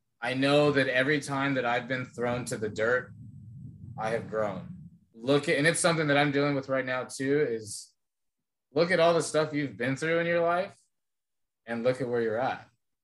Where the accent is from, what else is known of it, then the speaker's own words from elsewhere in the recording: Phoenix, Arizona, United States; now in Texas, United States; I come from Phoenix